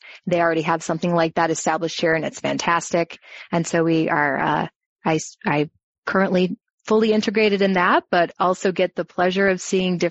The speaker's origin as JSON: {"language": "English", "town": "Chicago", "region": "Illinois", "country": "United States", "also_born_or_lived": "Florida", "moved": "as an adult", "lives_now": "Arizona, United States", "said": "I'm from Chicagoland"}